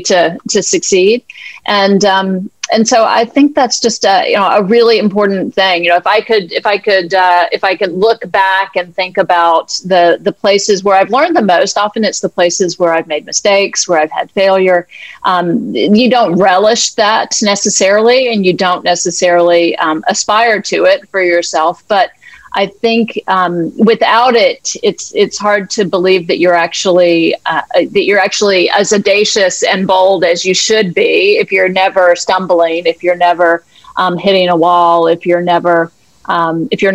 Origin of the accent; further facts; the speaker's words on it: the American South, United States; I'm from the American South, a white privileged woman